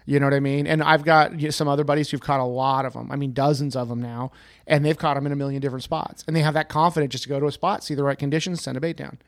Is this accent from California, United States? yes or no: yes; the Sierras, California, United States; I grew up in the Sierras catching trout